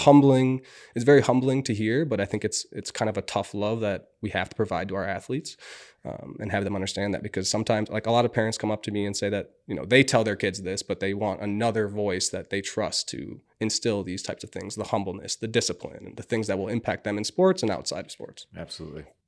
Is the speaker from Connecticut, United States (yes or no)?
no; Minnetonka, Minnesota, United States; I grew up in Minnetonka, 45, 50 minutes away